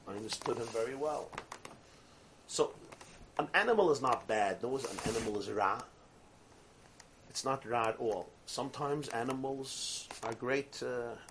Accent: New York City, New York, United States; I grew up in Brooklyn.

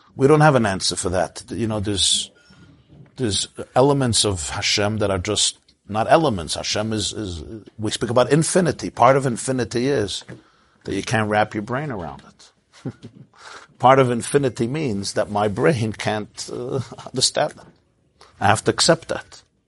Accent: United States; I grew up in the United States of America.

